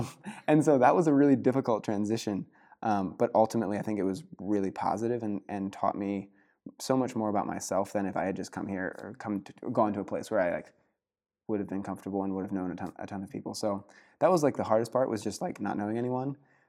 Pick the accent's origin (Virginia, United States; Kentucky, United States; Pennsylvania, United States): Pennsylvania, United States; obviously growing up in Pennsylvania, I had a really solid community, friends in high school